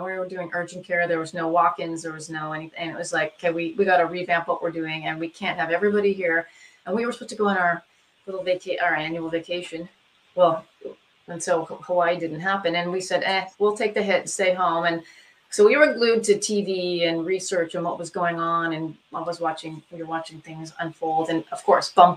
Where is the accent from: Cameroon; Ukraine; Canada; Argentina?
Canada; moved away as an adult; also born or lived in Saskatoon, Saskatchewan / Edmonton, Alberta; now in Oregon, United States; We both were born and raised in Canada, met at medical school in Saskatoon, Saskatchewan, University of Saskatchewan